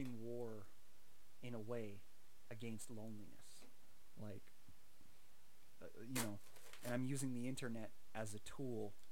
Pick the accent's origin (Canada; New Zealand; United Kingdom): Canada